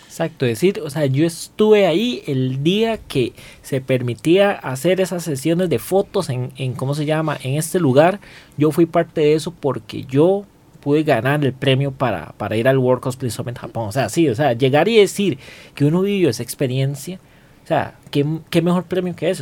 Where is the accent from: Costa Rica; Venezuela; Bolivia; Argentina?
Costa Rica